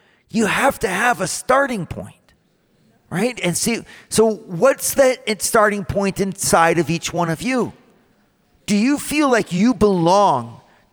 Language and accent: English; United States; I come in as an American